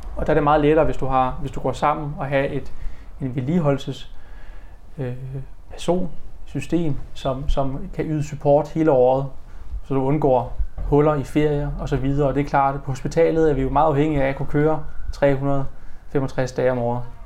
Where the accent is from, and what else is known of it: Denmark